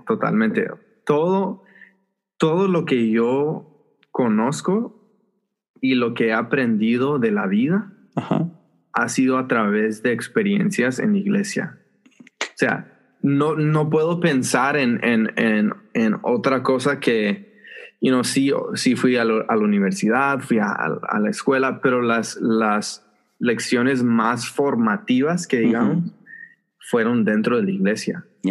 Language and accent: Spanish; Los Angeles, California, United States; yo nací y crecí acá en, en Los Ángeles